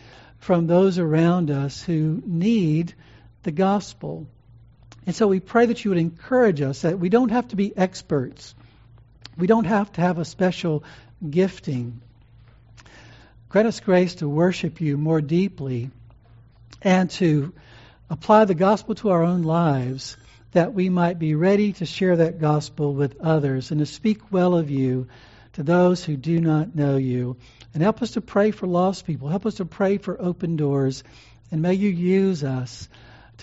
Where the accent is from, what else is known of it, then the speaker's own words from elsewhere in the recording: New Orleans, Louisiana, United States; in New Orleans, my home state